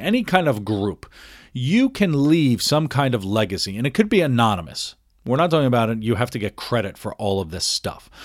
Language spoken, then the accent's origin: English; New York, United States; moved away; also born or lived in Philadelphia / Washington, D.C.; my history of of growing up in New York and moving to Philadelphia and living in D.C. and living in all of these other places